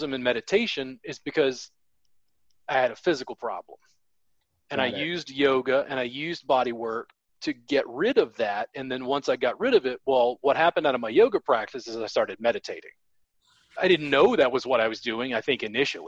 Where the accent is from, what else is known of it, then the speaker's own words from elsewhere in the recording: United States; as an American